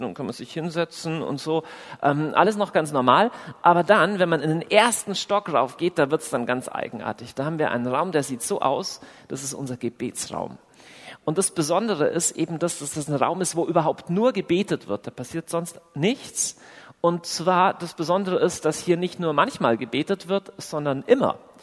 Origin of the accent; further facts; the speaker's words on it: Southern Germany, Germany; accent: southern; also born or lived in Augsburg; wo ich herkomme, dann kann man, also zum einen hört ihr das schon, dass ich aus dem tiefen, äh, wilden Süden komme